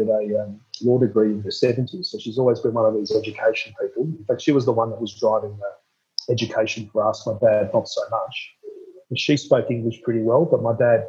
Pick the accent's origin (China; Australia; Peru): Australia; Melbourne, Victoria; I was born in Melbourne at Cabrini Hospital